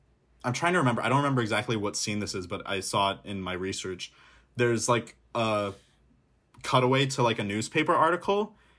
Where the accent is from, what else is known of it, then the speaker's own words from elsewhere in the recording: Midwest, United States; I'm a Midwesterner, so I can say that.